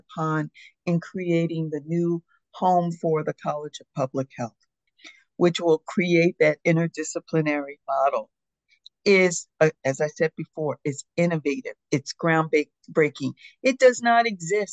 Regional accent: Philadelphia, Pennsylvania, United States; As a child, growing up in the Philadelphia community

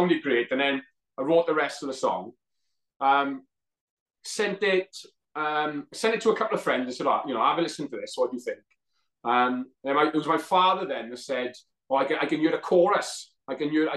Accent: Wales, United Kingdom; being Welsh and obviously, you know, being you know, proud Welshman

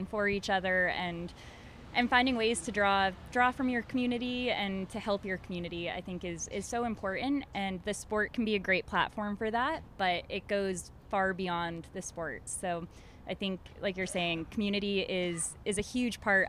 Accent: Maine, United States; I grew up in Maine

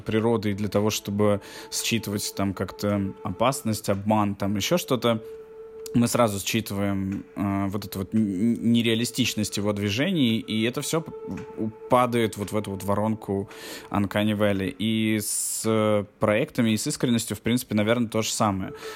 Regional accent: Russia; Здесь я выступаю из России

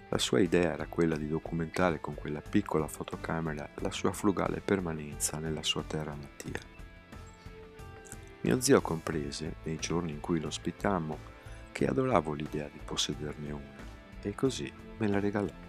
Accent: Gaza, Gaza Strip, Palestine; born there; Sono nato in Palestina 33 anni fa. I miei amici dicono che il mio sorriso sia contagioso. A 12 anni mi sono innamorato di una fotocamera, la prima che vedevo in vita mia. Sai, a Gaza non se ne vedono tante

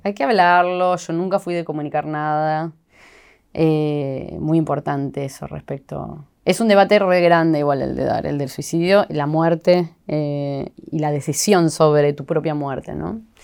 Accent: Sunchales, Santa Fe, Argentina; moved away; Yo amo volver a Sunchales, me encanta mi pueblo.

